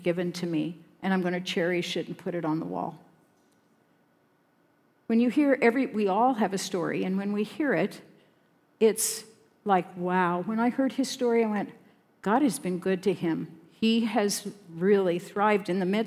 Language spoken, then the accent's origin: English; Sterling, Colorado, United States; in my town, it wasn't quite as small a town as this. It was Sterling, Colorado